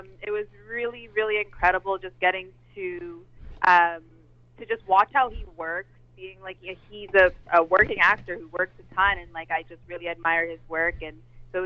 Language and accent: English; Toronto, Ontario, Canada; I'm from Toronto, and Toronto was cold